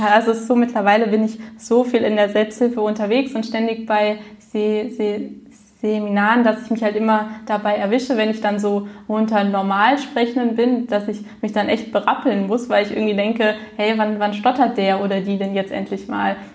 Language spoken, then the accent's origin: German; Frankfurt, Hesse, Germany; ich komme aus Frankfurt. Ich bin 27 Jahre alt